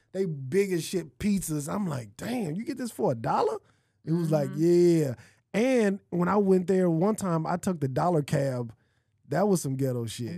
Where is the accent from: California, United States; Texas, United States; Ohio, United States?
California, United States; Los Angeles; I'm from California. I'm from LA.